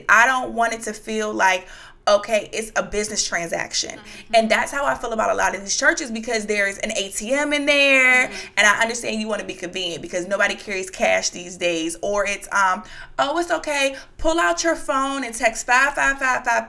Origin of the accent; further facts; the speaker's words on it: Madison, Virginia, United States; moved away as an adult; also born or lived in Alexandria, Virginia; I'm from Madison, Virginia, so very small town